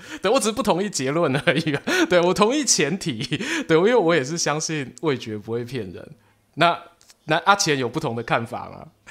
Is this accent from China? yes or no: no; Yilan County, Taiwan; 我的故乡，哦，伫咧宜兰